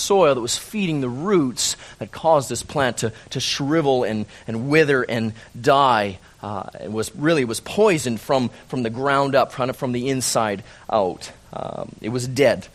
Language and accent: English; Calgary, Alberta, Canada; moved away; born and raised in Calgary